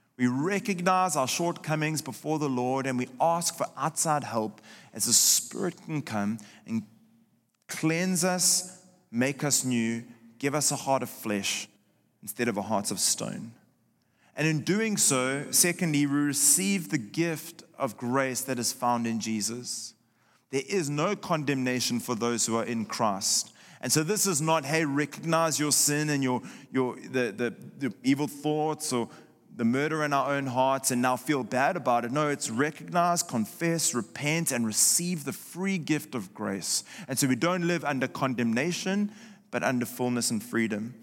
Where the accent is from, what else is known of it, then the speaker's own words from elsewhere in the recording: South Africa; moved away; my home country of South Africa